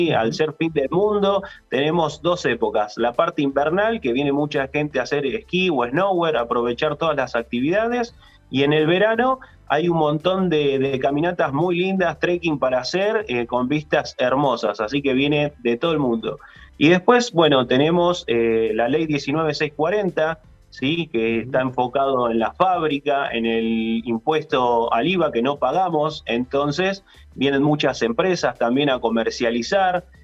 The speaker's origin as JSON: {"language": "Spanish", "town": "Ushuaia", "region": "Tierra del Fuego", "country": "Argentina", "tie": "born or raised there", "said": "No, soy fueguino, nacido en Tierra del Fuego, Ushuaia"}